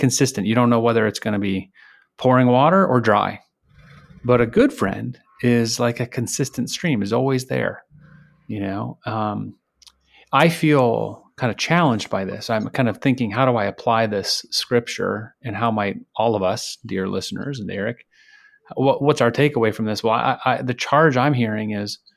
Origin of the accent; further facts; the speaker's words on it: Michigan, United States; I grew up in Michigan